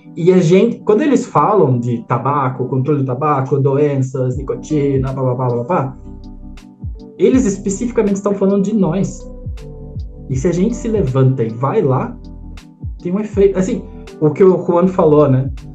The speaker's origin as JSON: {"language": "Portuguese", "country": "Brazil", "said": "como brasileiro, a gente tem uma responsabilidade"}